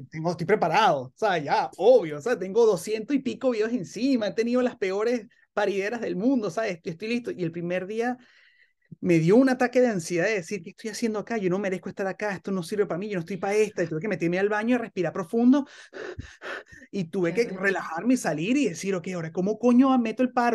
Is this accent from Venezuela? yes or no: yes; Venezuela; uno como venezolano